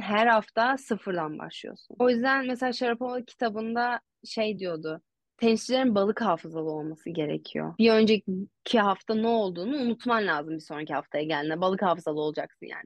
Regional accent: Istanbul, Turkey; ben Koza'ya taşınmadan önce karşıda Anadolu Hisarı'nda oturuyordum. E, Acar Kenti'nin içindeki TED Koleji'ne gidiyordum okula. E, sonra oradan Bahçeşehir'e taşındık Koza'ya. Ya böyle bayağı bir İstanbul turu

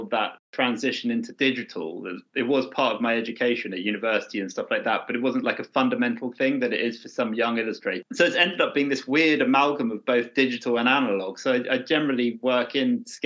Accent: Brighton and Hove, South East England, United Kingdom; I'm from Brighton and Hove

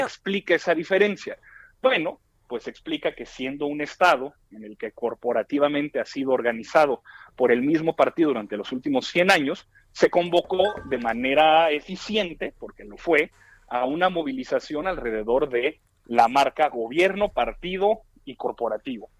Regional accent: Torreón, Coahuila, Mexico; aquí en mi tierra, en Torreón

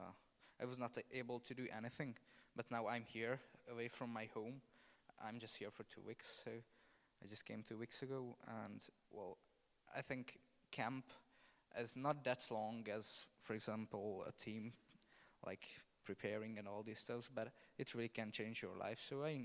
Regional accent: Romania; I am from Romania. So

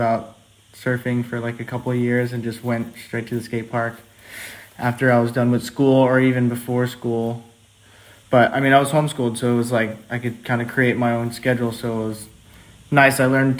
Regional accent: North Shore of Oahu, Hawaii, United States; moved away as an adult; also born or lived in Los Angeles; now in New York, United States; I grew up on the North Shore of Oahu till I was like 18. And then I moved to LA for 4 years. And now I'm in New York, kind of, I guess.

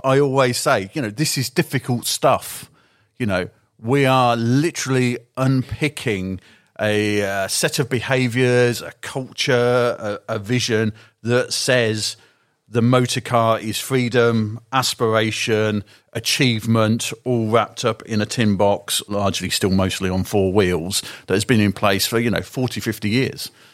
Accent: the Shires, England, United Kingdom; moved away as an adult; now in London, United Kingdom; I'm from the Shires

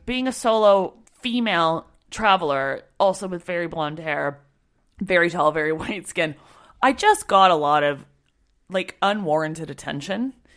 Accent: Canada; I'm Canadian

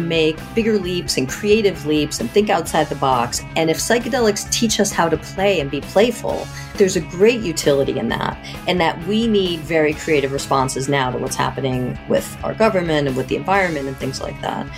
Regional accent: outside of Boston, Massachusetts, United States; I grew up outside of Boston

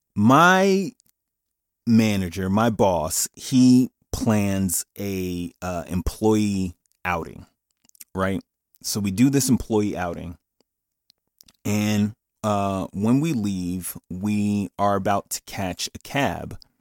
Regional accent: Paterson, New Jersey, United States; I'm from Patterson

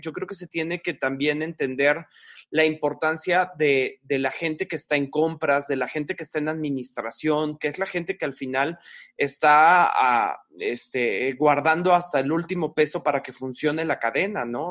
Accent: Mexico; nosotros sobre todo que somos mexicanos

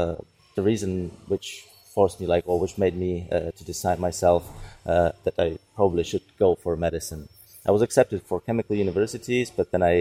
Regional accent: Prague, Czechia; I'm from Czech Republic. I'm from Prague. I was born in Prague. And most of my life I spent in Prague

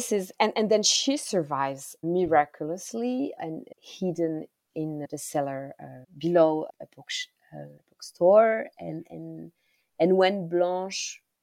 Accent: Rwanda; first language Kinyarwanda; English is a second language; Kinyarwanda is my mother tongue

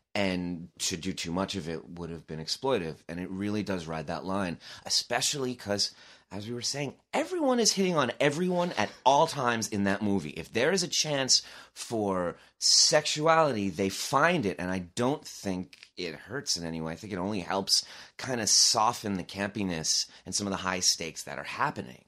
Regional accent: Long Island, New York, United States; I was from Long Island.

